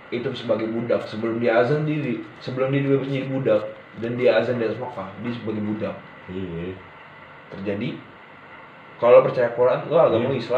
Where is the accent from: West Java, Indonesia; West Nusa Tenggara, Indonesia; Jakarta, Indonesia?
Jakarta, Indonesia; Kita orang Betawi. Ini orang Betawi nih